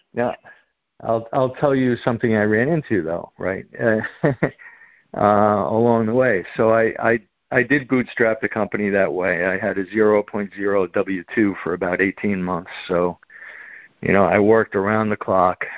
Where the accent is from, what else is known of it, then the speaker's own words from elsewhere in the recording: Long Island, New York, United States; I was born on on Long Island